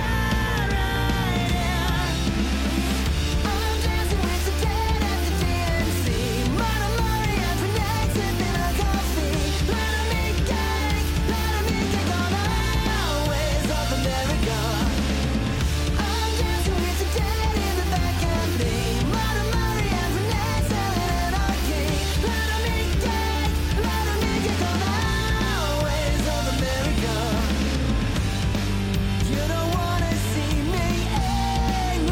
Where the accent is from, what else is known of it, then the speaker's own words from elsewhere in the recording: Denver, Colorado, United States; my hometown in Denver